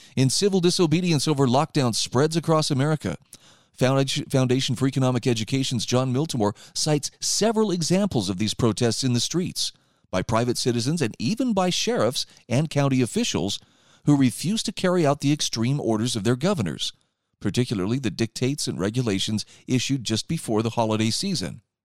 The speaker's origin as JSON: {"language": "English", "region": "Utah", "country": "United States", "tie": "born or raised there", "said": "my home state of Utah"}